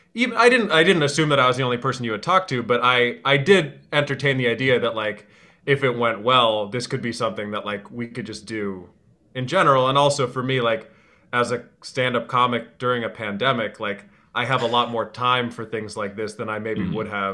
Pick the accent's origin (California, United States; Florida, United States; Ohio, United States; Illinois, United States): Illinois, United States; Chicago; I grew up in the Chicago area like during the 90s.